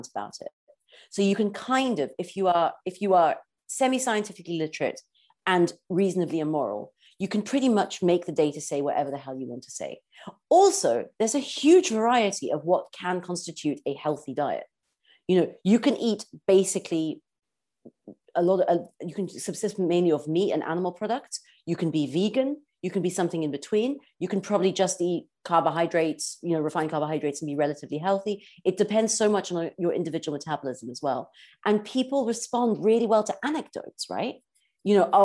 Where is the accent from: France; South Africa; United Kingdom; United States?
South Africa; I grew up in South Africa and in a beautiful environment